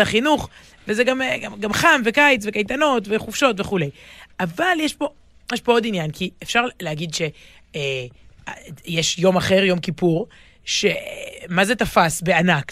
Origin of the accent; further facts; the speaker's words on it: Israel; אני גדלתי בישראל, במשפחה שורשית ומלאת, אה, מלאת חגים